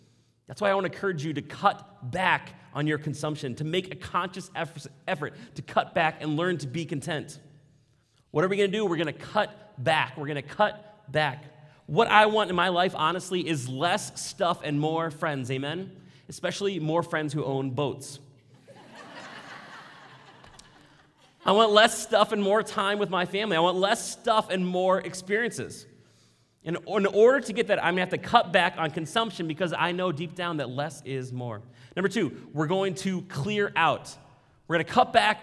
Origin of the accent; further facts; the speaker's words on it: Maple Grove, Minnesota, United States; I was raised here in Maple Grove, middle class.